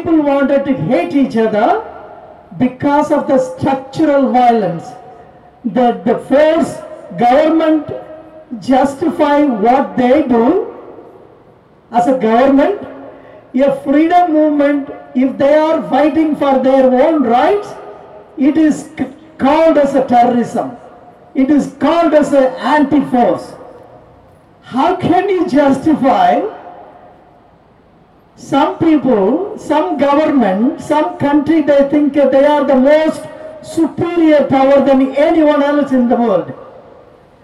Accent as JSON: {"language": "English", "country": "India", "moved": "yes", "lives_now": "Brisbane, Australia", "said": "I am from India with a Tamil background"}